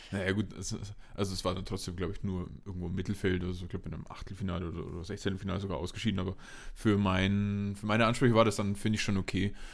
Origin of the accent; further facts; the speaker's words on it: Nördlingen, Bavaria, Germany; now in Munich, Germany; in Nördlingen war ich auch noch, genau hier, in meiner Heimatstadt